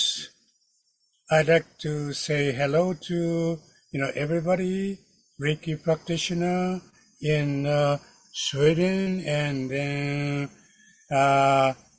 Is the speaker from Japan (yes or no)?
yes; Kyoto, Japan; I am from Kyoto, Japan